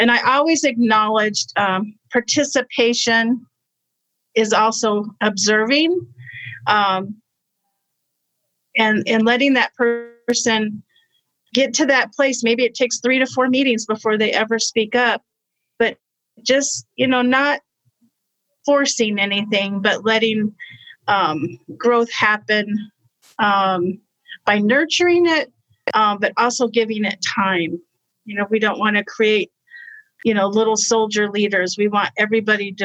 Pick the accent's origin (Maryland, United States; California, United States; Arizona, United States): Arizona, United States; I was raised in Arizona